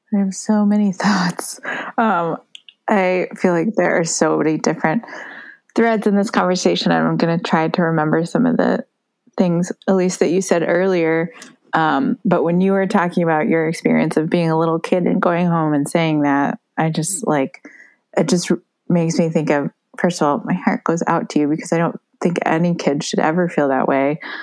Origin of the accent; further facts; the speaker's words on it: United States; also born or lived in Taiwan; This is in my hometown where I was born and raised.